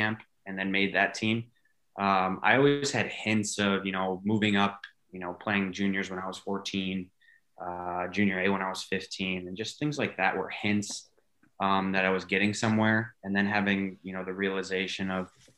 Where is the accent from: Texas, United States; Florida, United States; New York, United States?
New York, United States; Binghamton; playing in Binghamton, New York, where I'm from, 7 years old